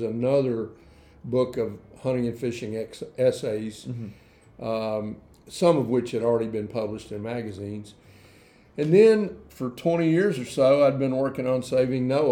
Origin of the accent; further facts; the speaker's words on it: Danville, Kentucky, United States; also born or lived in Lexington, Kentucky; I grew up in Danville, Kentucky.